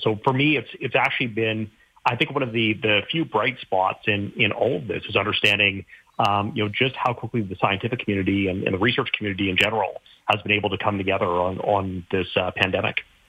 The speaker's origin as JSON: {"language": "English", "region": "Saskatchewan", "country": "Canada", "tie": "born or raised there", "said": "I grew up in Saskatchewan"}